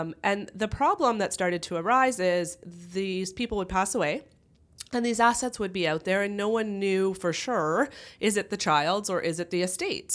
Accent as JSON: {"language": "English", "town": "Kitchener", "region": "Ontario", "country": "Canada", "tie": "born or raised there", "also_born_or_lived": "London, Ontario", "said": "I grew up in the Kitchener-Waterloo area"}